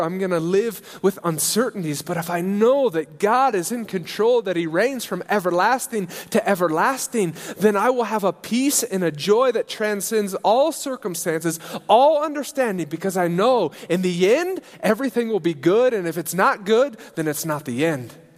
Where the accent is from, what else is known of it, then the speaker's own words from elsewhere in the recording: Alliance, Nebraska, United States; moved away as an adult; also born or lived in England; now in Switzerland; I grew up in Alliance, Nebraska, uh, and in the Berean church there.